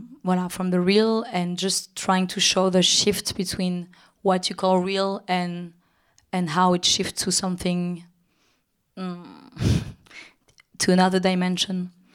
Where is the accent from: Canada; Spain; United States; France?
France; Paris, Île-de-France; even if I grew up in Paris in Europe, and that my intellectual artistic influences and background are built by a very Western culture, I think my African origins, and I don't know how to say my African, the African part of me